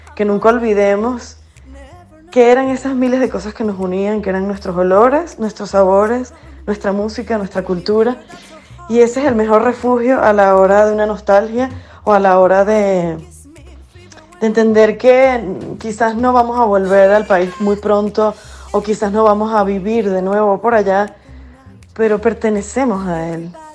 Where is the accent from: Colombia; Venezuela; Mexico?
Venezuela; moved away; yo soy parte de este, este exilio forzoso